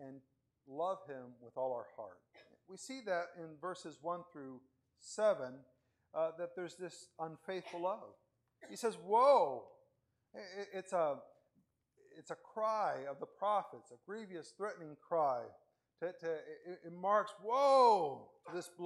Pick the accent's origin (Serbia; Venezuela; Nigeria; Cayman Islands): Venezuela; also born or lived in Spain; now in United States; In Venezuela, the time that I grew up in Venezuela